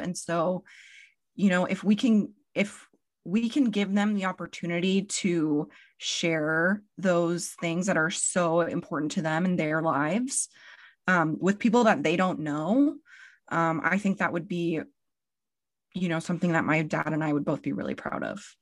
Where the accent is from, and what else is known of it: Spokane, Washington, United States